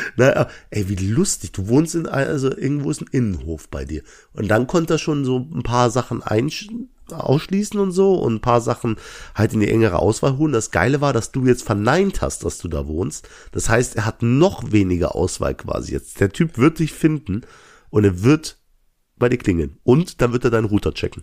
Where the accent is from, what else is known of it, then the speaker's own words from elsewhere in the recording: Langweiler, Germany; ich komme aus Langweiler.